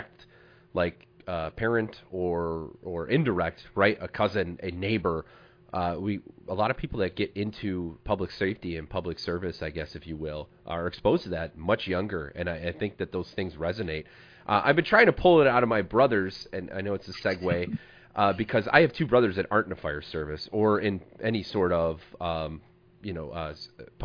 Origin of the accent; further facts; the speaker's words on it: Illinois, United States; we're from Illinois